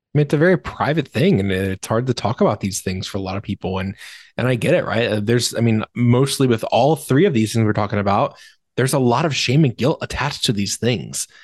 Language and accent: English; Virginia, United States; moved away as an adult; now in Michigan, United States; I grew up in Virginia. my entire life, basically. I live in Michigan now